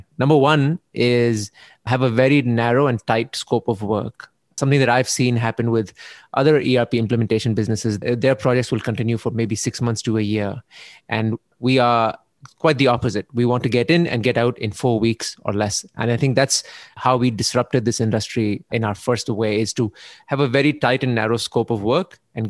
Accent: Canada; So growing up in Canada, I learned I understood what it means to be responsible

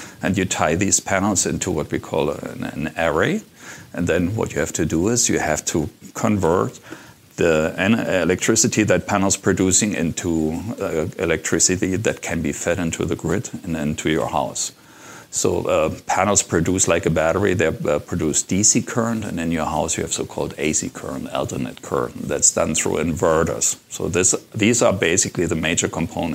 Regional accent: Germany; moved away as an adult; now in Las Vegas, United States; I'm from Germany. And I used to have a software company in Germany.

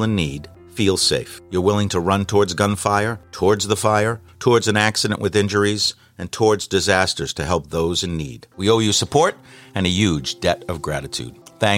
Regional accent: Boston, Massachusetts, United States; from Boston.

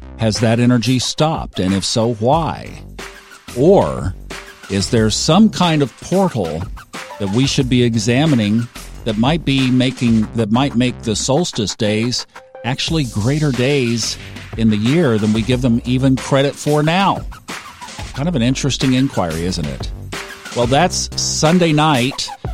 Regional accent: Tulsa, Oklahoma, United States; moved away; I grew up in Tulsa, which was the northeastern corner of Oklahoma

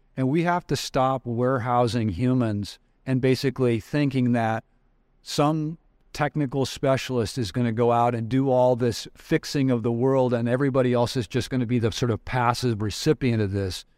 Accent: Wyoming, United States; I grew up in Wyoming.

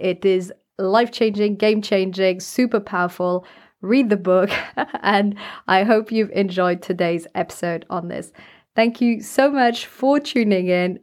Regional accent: France; I grew up in France

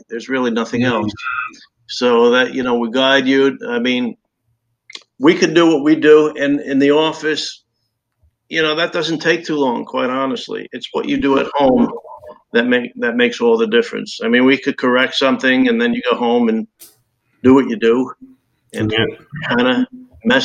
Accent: New Jersey, United States; moved away as an adult; now in Naples, United States; I'm from New Jersey, and I was practicing there well over 30 years as well

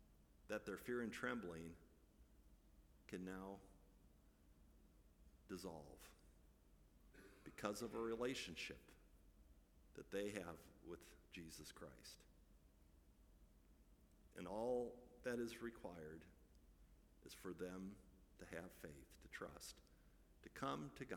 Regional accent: Midwest, United States; I grew up in the Midwest

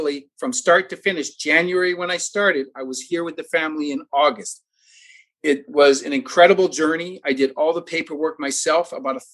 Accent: Toronto, Ontario, Canada; moved away as an adult; now in South Florida, United States; I'm originally from Toronto, Ontario, Canada. I've been down here for about 12 years

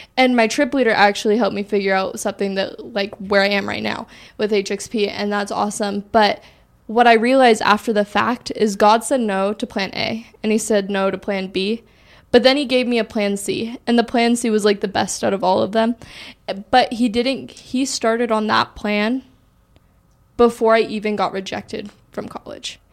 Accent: Washington, United States; I'm from Washington

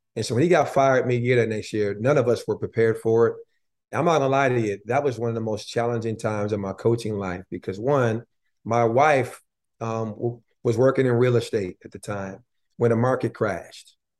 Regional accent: Buffalo, New York, United States; moved away as an adult; also born or lived in the South; now in Tennessee, United States; I'm a New Yorker

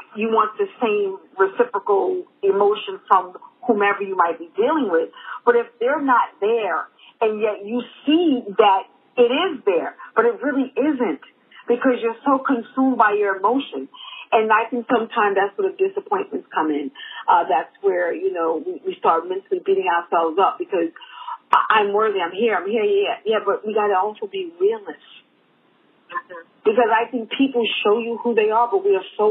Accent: New York City, New York, United States; I grew up in Harlem

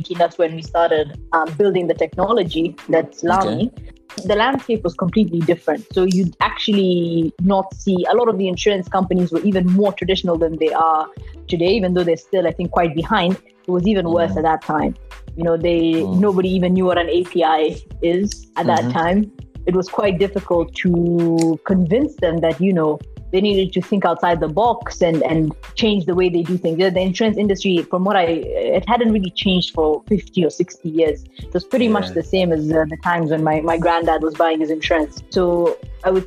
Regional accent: Coast, Kenya; moved away as an adult; also born or lived in London, United Kingdom; So I grew up in Kenya at the coast in a very small town.

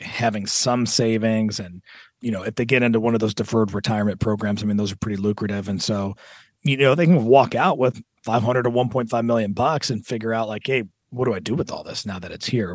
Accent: Southern California, United States; moved away; I'm actually from Southern California, and, and my folks are both from, uh, different parts of California

